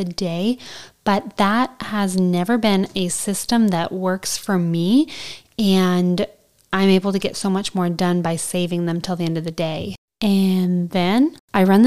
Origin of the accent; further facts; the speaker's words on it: Southern Alberta, Canada; I'm from Southern Alberta, where this show was filmed, and it just felt like home